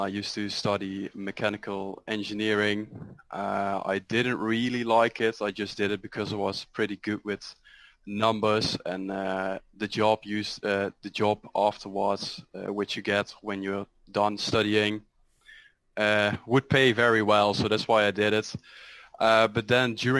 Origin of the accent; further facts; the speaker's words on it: Netherlands; I'm from the Netherlands, 24 years old.